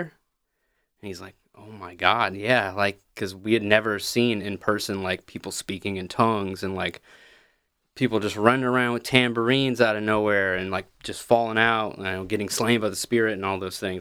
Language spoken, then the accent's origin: English; Pigeon Forge, Tennessee, United States; moved away as an adult; also born or lived in Texarkana; I'm from Pigeon Forge, Gatlinburg